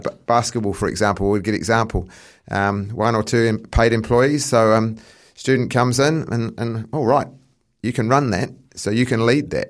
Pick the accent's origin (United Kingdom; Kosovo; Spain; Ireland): United Kingdom; England; now in New Zealand; I come from England, so I'm more of a football background